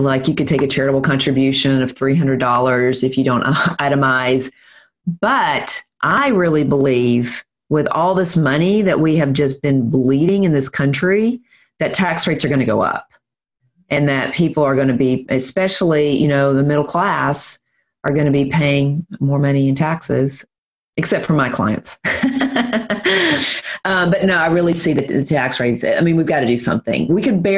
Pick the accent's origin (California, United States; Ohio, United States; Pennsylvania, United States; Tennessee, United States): Tennessee, United States; Nashville; also born or lived in Fort Myers, Florida; Nashville, Tennessee, which is where I'm from. If you can't tell by my accent